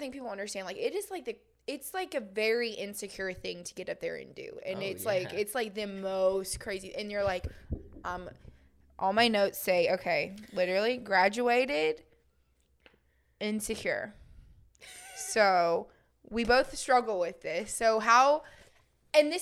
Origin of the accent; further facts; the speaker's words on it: Gainesville, United States; I am from Gainesville area